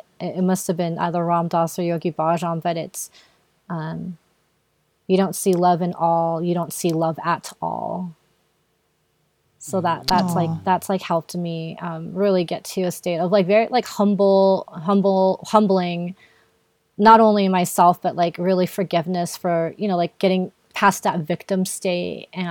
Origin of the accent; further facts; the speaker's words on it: Philippines; being Filipino